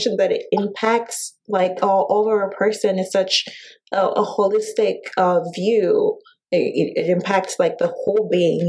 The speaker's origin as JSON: {"language": "English", "country": "Zambia", "tie": "born or raised there", "said": "Having grown up in Zambia"}